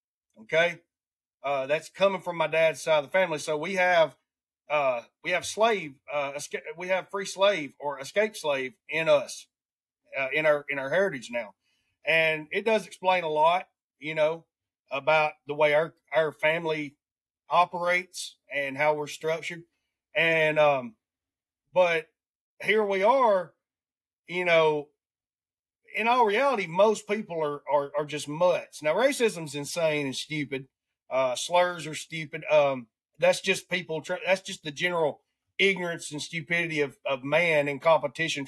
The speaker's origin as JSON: {"language": "English", "region": "Alabama", "country": "United States", "accent": "redneck", "said": "I have a racist accent because I come from Alabama"}